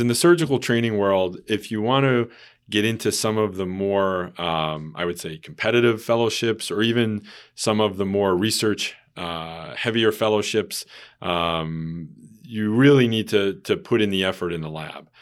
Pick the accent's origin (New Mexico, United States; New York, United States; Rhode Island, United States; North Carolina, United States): New York, United States; moved away as an adult; now in Hartford, United States; I am originally from New York, uh, but came back to this area almost eight years ago now